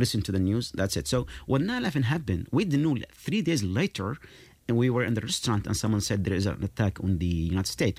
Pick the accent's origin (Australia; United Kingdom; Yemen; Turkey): Yemen; moved away; I'm from Yemen.